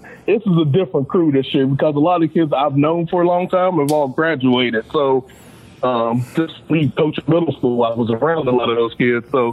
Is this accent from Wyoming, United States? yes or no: no; Charleston, West Virginia, United States; growing up on the West Side.